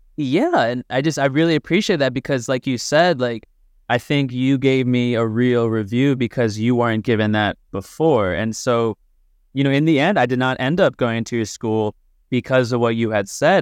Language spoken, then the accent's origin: English; United States; we're both from the States